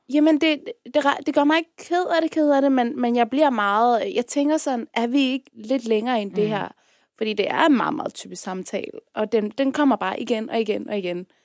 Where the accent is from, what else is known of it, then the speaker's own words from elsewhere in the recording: Afghanistan; now in Denmark; jeg er fra Afghanistan